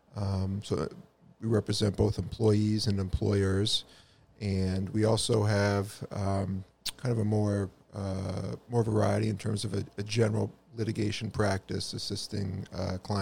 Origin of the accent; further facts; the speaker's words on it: Acton, Massachusetts, United States; also born or lived in Connecticut / Millbury, Massachusetts / Boston, Massachusetts; I grew up in Acton, right next door. So grew up in Acton, went through the public schools there, Acton Boxborough